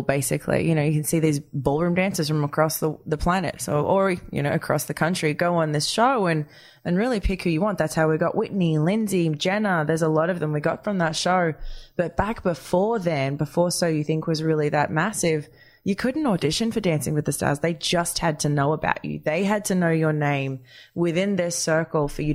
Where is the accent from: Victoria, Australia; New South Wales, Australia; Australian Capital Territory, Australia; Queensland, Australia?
New South Wales, Australia; Wagga Wagga; in Australia, growing up in Wagga Wagga